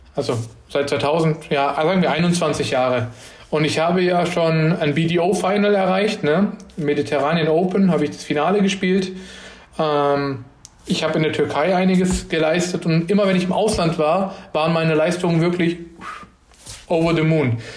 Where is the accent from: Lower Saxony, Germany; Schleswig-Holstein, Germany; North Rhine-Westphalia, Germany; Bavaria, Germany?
Bavaria, Germany; Lower Franconia; ich bin gebürtig aus Unterfranken, also aus Bayern